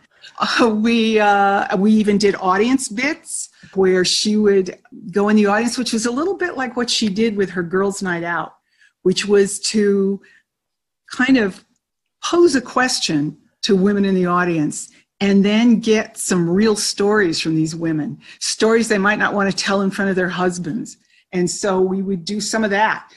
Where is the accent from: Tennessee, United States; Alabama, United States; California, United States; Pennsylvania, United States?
California, United States; Orange County; I'm from the same hometown as uh, Steve Martin and Diane Keaton.